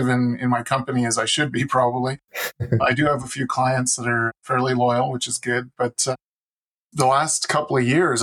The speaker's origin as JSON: {"language": "English", "town": "Calgary", "region": "Alberta", "country": "Canada", "tie": "born or raised there", "also_born_or_lived": "Quebec", "said": "I was born in Quebec and lived on a farm just close to the U.S. border for almost the first 10 years of my life. And then the family moved out west because the economics were better. And I lived in Calgary for about 35 years."}